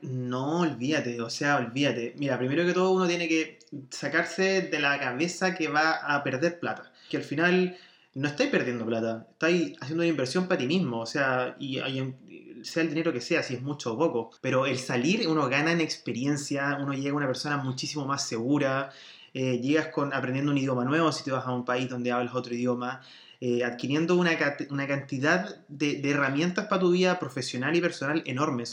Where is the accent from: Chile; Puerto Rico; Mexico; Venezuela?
Chile; moved away as an adult; also born or lived in Spain / Germany; vengo de Chile